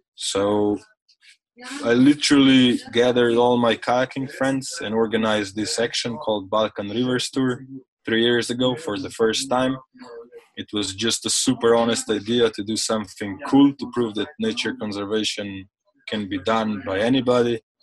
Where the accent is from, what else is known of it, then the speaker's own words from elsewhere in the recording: Slovenia; I come from Slovenia.